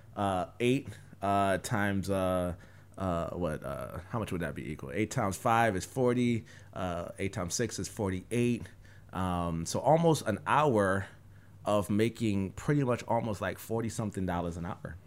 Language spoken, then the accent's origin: English; New York, United States; I'm from New York